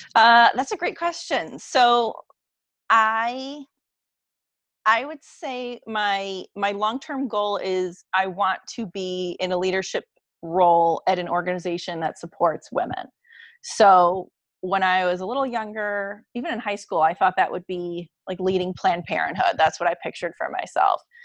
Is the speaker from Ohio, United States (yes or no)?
yes; Cleveland, Ohio, United States; I'm from Cleveland